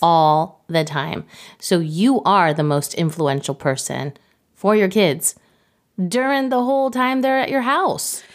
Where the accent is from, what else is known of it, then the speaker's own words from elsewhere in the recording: Mexico City, Mexico; moved away as an adult; now in United States; I'm from Mexico City. I didn't go to high school in the United States